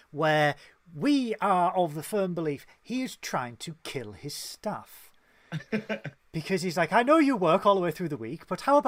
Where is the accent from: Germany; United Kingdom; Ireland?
United Kingdom; we are British